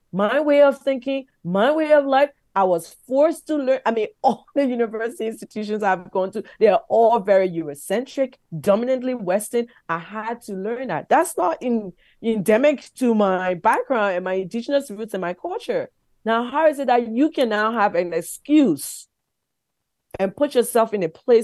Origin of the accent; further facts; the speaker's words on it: Liberia; now in Canada; my young life growing up in Liberia